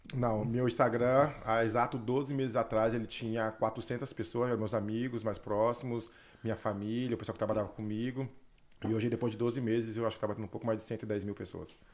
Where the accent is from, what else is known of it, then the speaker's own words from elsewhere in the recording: Osasco, São Paulo, Brazil; moved away as an adult; Eu nasci e cresci na periferia de Osasco, na Grande São Paulo